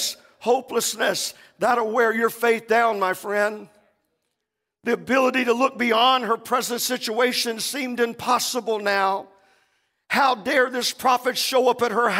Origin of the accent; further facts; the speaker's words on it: Central Florida, United States; moved away as an adult; also born or lived in South Bronx, New York; We grew up in Central Florida.